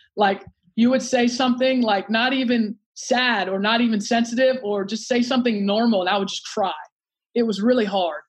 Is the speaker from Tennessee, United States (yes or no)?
no; Alexandria, Virginia, United States; moved away; I grew up in Alexandria, Virginia, right outside D C